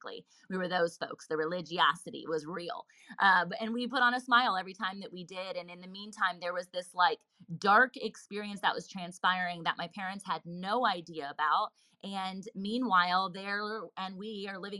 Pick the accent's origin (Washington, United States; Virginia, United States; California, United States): Virginia, United States; Virginia Beach; I was born and raised in Virginia Beach, Virginia, still here as a local here now